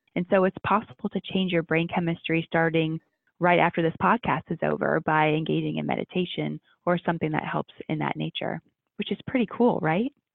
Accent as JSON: {"language": "English", "region": "Ohio", "country": "United States", "tie": "born or raised there", "said": "growing up in Ohio and going to med school there"}